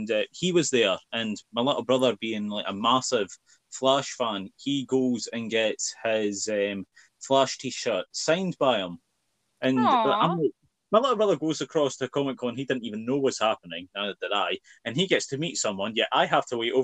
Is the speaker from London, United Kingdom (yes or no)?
no; Scotland, United Kingdom; I'm Scottish